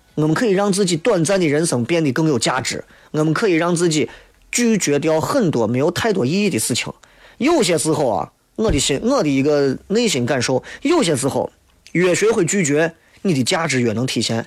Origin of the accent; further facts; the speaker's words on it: Shaanxi, China; 我们陕西人